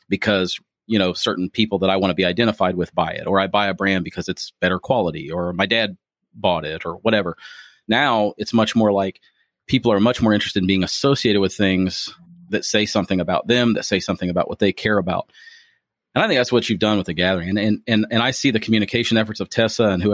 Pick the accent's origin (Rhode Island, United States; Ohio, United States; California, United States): Ohio, United States; Springfield; moved away as an adult; now in Louisville, United States; my hometown. You can take the boy out of Ohio, but you can't take the Ohio out of the boy